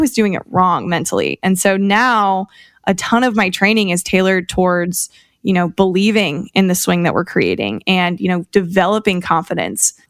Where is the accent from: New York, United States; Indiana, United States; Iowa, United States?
Indiana, United States; Fort Wayne; I'm a girl from the Midwest. I grew up in Fort Wayne, Indiana